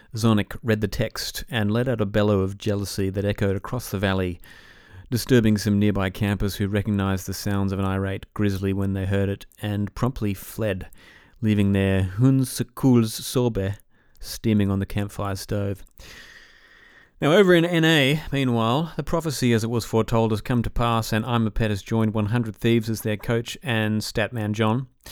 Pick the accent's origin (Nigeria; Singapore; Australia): Australia; also born or lived in Atlanta; growing up in Australia